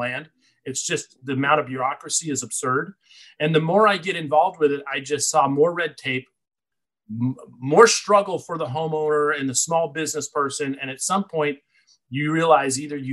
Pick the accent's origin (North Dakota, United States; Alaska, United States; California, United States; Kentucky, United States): Alaska, United States; Anchorage; I'm born and raised in Alaska